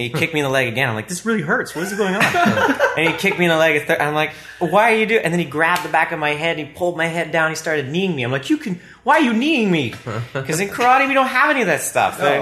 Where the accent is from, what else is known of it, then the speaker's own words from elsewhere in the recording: Ottawa, Ontario, Canada; I've been born and raised in Ottawa